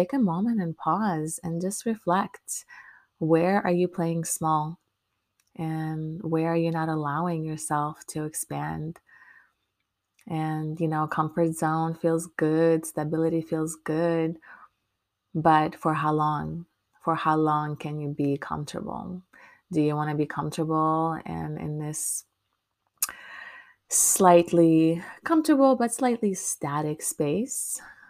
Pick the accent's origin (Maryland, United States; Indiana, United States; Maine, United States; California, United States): Maryland, United States; now in Orlando, United States; when I moved to Orlando. And That was about 2015. I moved from my home state in Maryland down to Florida